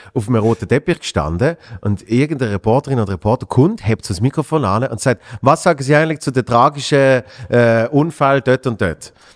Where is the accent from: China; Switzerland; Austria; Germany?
Switzerland; bei uns in der Schweiz